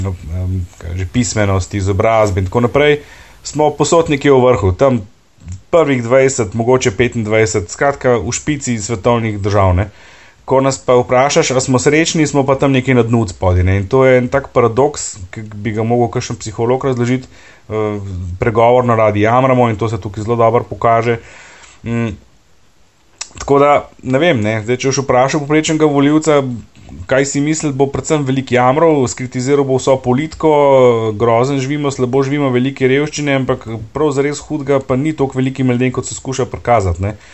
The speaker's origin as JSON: {"language": "Slovenian", "country": "Slovenia", "said": "Veš, uh, Slovenci smo zelo hecni narod"}